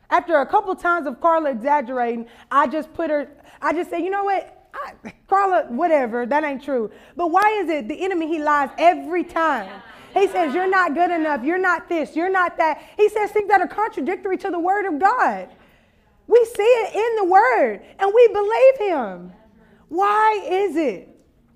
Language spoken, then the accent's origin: English; Louisiana, United States; I'm from Louisiana